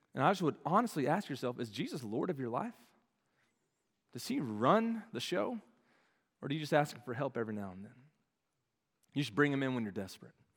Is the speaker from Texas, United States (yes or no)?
yes; Dallas, Texas, United States; moved away as an adult; now in Arkansas, United States; They all live in the Dallas-Fort Worth area where I grew up.